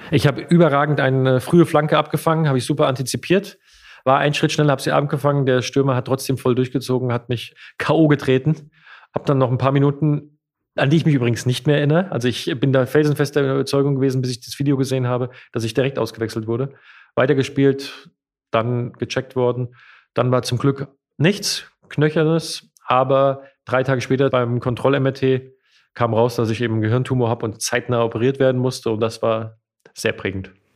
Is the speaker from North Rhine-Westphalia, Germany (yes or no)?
no; Hesse, Germany; ich bin ein Lokalpatriot und ich bin Hesse